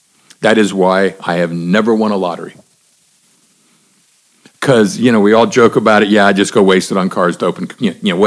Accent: Miami, Florida, United States; I grew up in Miami in the 70s and 80s.

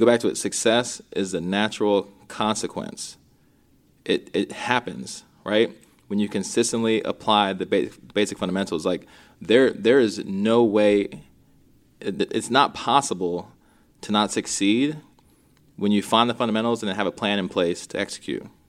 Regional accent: Minnesota, United States; I was born in Minnesota

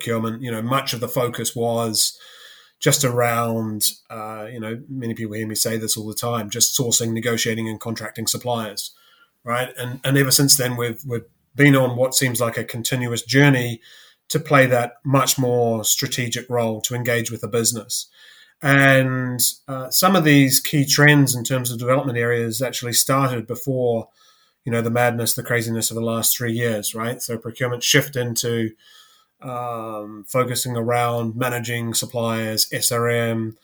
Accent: New Zealand; moved away as an adult; also born or lived in Canada; now in London, United Kingdom; I'm originally from New Zealand. went to university there. You know, grew up there

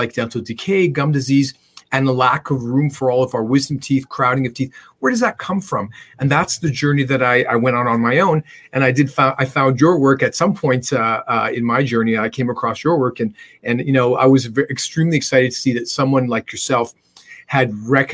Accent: Canada; I'm a Canadian dentist

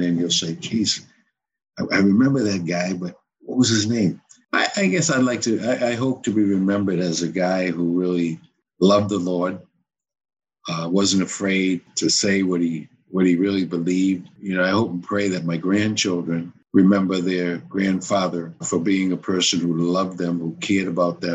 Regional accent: Cambridge, Massachusetts, United States; moved away as an adult; also born or lived in Potomac, Maryland / Florida; I was born and raised in Cambridge, okay, where I coached at the high school

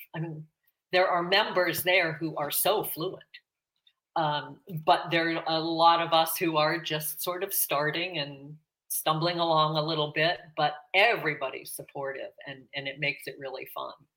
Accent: Pittsburgh, Pennsylvania, United States; now in South Florida, United States; I was born and raised in Pittsburgh, Pennsylvania

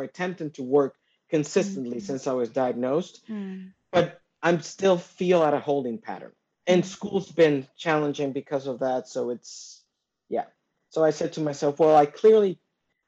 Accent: Dominican Republic; I'm from the Dominican Republic.

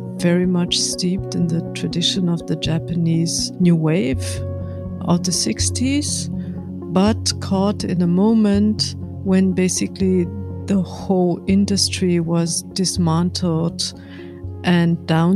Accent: Munich, Bavaria, Germany; I grew up in Munich, in Bavaria.

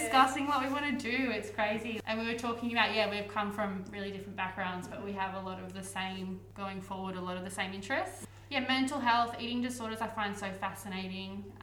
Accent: Newcastle, New South Wales, Australia; I grew up in Newcastle, where you guys are

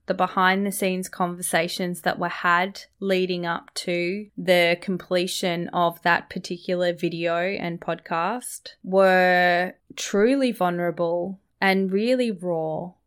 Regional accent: Australia; accent: Australian; as a young Māori girl growing up in Australia, sounding Australian

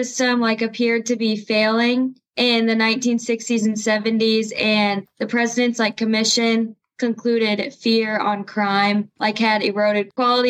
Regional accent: Bloomington, Illinois, United States; also born or lived in Hopedale / McLean; So I was born in Bloomington, and I've lived in Hopedale and McLean. They're just super small towns outside of Bloomington. I am currently a senior at Olympia High School.

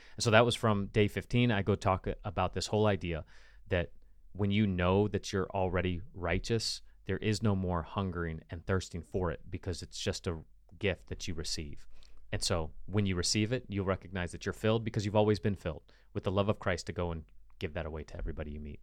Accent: United States; as an American

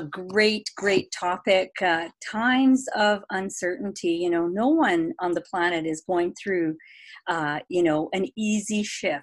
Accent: Vancouver, British Columbia, Canada; I'm from Vancouver, beautiful British Columbia.

